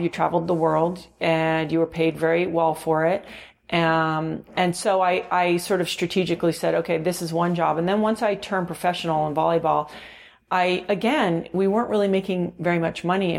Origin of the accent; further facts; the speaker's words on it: California, United States; born there; also born or lived in Mexico City / Virgin Islands; So, well, okay, so I was born actually in California, but okay. I didn't really live here.